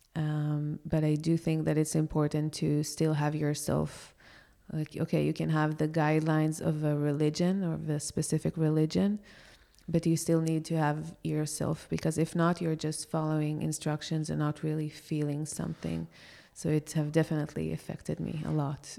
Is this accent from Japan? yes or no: no; Israel; moved away as an adult; now in Porto, Portugal; I grew up in such a religious country